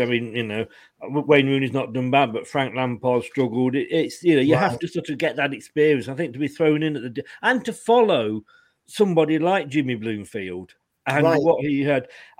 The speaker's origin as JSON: {"language": "English", "town": "Leicester", "region": "East Midlands", "country": "United Kingdom", "tie": "born or raised there", "said": "I was born and brought up in Evington."}